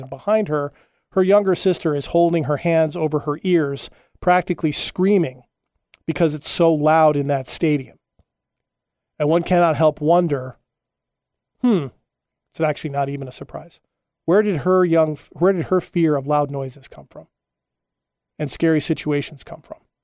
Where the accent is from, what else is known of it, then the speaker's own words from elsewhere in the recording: Huntington Beach, California, United States; also born or lived in Hawaii; when I was a kid, uh, growing up in Huntington Beach, California, Surf City, U S